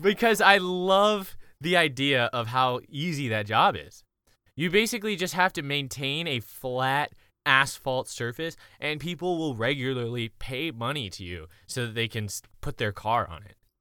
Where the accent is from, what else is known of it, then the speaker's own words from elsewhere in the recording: Columbia, South Carolina, United States; moved away; also born or lived in Oklahoma; I'm from Columbia, South Carolina.